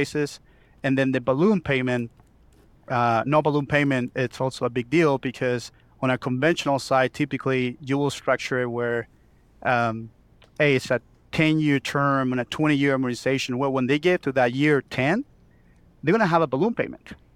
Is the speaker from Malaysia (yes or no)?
no; Chile; moved away as an adult; now in Oklahoma City, United States; I was born and raised in Chile